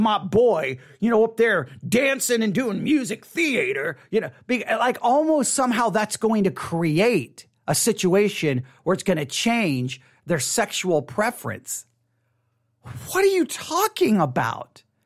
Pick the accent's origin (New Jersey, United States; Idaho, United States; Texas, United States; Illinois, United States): Texas, United States; West; I grew up in West Texas.